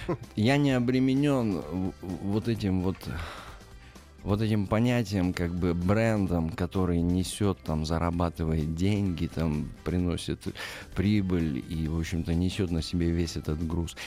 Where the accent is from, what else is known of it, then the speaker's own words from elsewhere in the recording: Magnitogorsk, Chelyabinsk Oblast, Russia; moved away as an adult; now in Moscow, Russia; Я родился и вырос в Магнитогорске